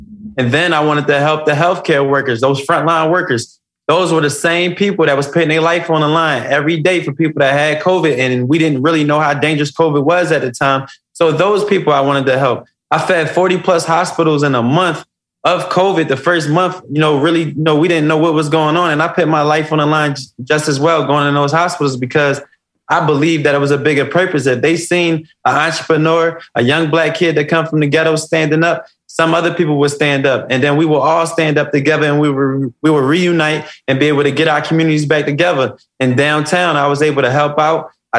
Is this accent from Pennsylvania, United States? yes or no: yes; Philadelphia, Pennsylvania, United States; My life was a pivot. I come from West Philadelphia. I come from the jungle.